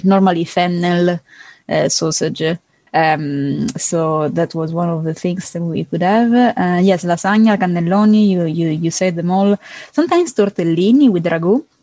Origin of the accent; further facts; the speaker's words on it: Palermo, Sicily, Italy; English is a second language; I'm from Palermo, I'm from Sicily